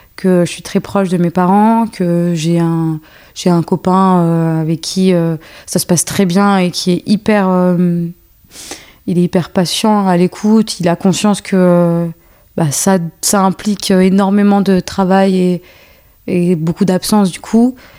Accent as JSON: {"language": "French", "country": "France", "tie": "born or raised there", "also_born_or_lived": "Algeria", "said": "Je suis née en Algérie et euh, après, je suis arrivée en France à mes deux ans."}